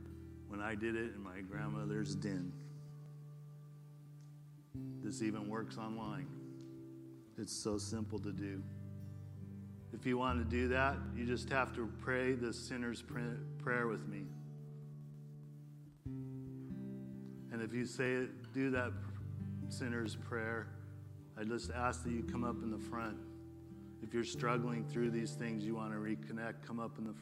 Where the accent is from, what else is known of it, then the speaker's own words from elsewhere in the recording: West Covina, California, United States; I'm a dude from West Covina